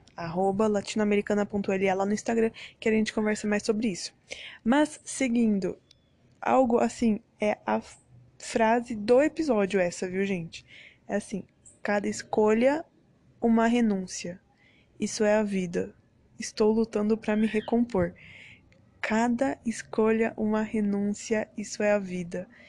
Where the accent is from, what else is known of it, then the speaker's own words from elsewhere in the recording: Brazil; moved away; sou brasileira, mas já morei em outros países, em outro país, na verdade, um só.